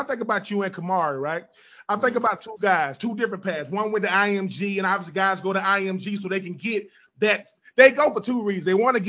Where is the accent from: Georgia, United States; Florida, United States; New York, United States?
Georgia, United States; I'm from Georgia